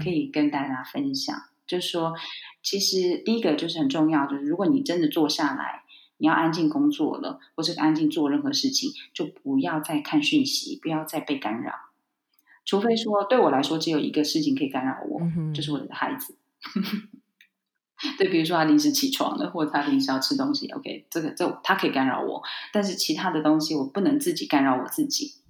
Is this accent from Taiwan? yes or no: yes; Taiwan; now in Spain; 可能会搬回台湾哦。那也是想要陪台湾的家人